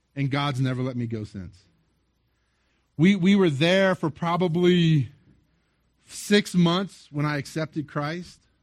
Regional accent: South Louisiana, United States; I grew up in South Louisiana

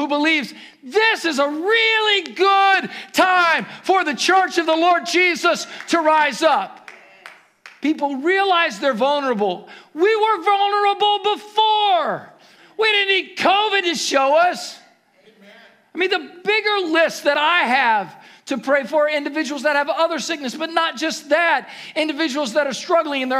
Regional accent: Ohio, United States; moved away; Growing up in Ohio

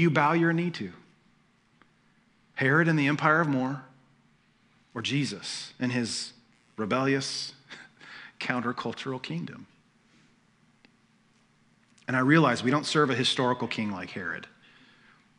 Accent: United States; We're American

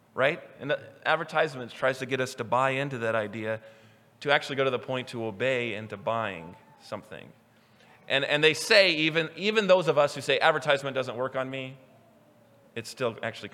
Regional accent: Newton, Kansas, United States; moved away as an adult; now in Idaho, United States; I'm from Newton, Kansas, and we have a train yard

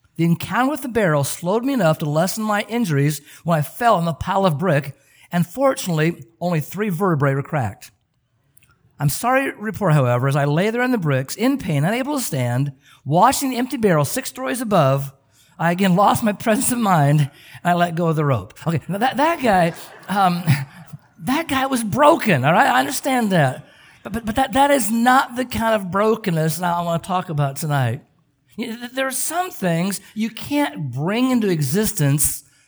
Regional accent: Oregon, United States; moved away; I grew up in Oregon

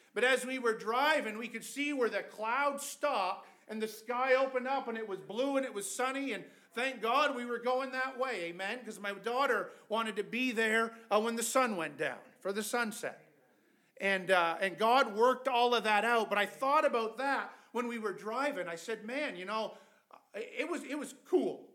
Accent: Canada; we're from Canada.

